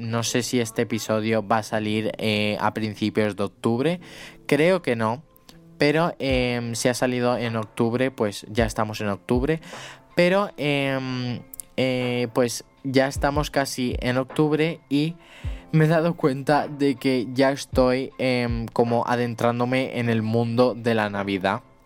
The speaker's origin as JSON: {"language": "Spanish", "country": "Spain", "said": "soy de España"}